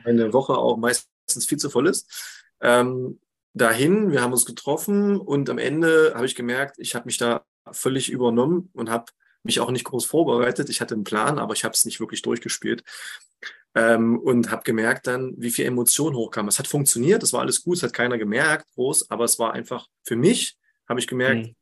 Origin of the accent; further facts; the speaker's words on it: Harz, near Quedlinburg, Saxony-Anhalt, Germany; moved away as an adult; also born or lived in Jena; ich lebe im schönen Harz mittlerweile wieder, ähm, seit jetzt sieben Jahren. Das ist meine Heimat und in der Nähe von Quedlinburg